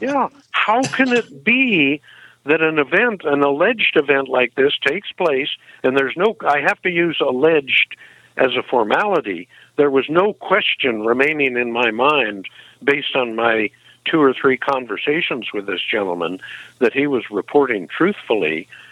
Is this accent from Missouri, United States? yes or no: yes; Ferguson, Missouri, United States; moved away; I was born in Missouri 68 years ago. In fact, I lived in Ferguson, Missouri as a young kid